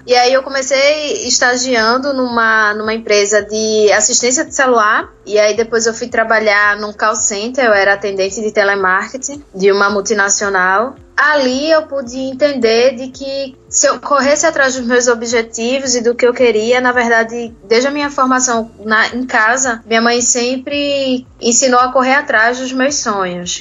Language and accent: Portuguese; Recife, Pernambuco, Brazil; eu vim da comunidade, uma, uma periferia aqui do Recife